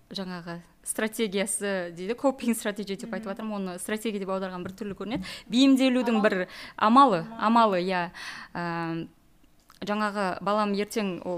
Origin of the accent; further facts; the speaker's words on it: Kazakhstan; born there; first language uz; Kazakh is a second language; осы жерде тудым ә, мен жаңағы өзбек тілін ана тілім мен өзбекпін ә, бірақ мен қазақ тілінде де сөйлей, аламын орыс тілінде де сөйлей, аламын